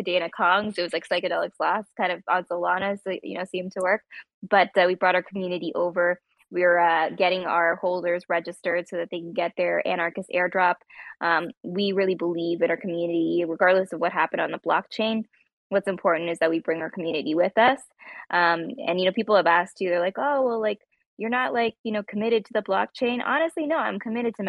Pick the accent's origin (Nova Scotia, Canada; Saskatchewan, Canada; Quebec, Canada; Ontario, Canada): Ontario, Canada; Toronto; we're all like from the Toronto area in Canada